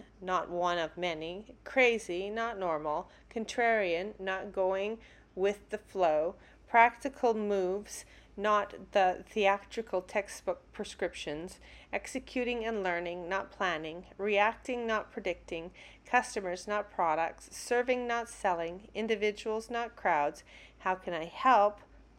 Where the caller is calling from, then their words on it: Calgary, Alberta, Canada; Coming to you from Calgary, Alberta, Canada.